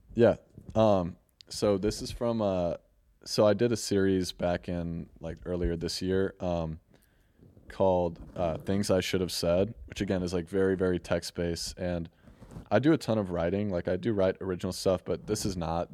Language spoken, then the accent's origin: English; St. Louis, Missouri, United States; I'm from Saint Louis, Missouri